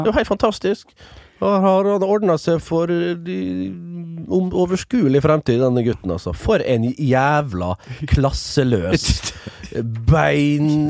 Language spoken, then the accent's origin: Norwegian; Vestnes, Møre og Romsdal, Norway; moved away; som det heter hjemme på Vestnes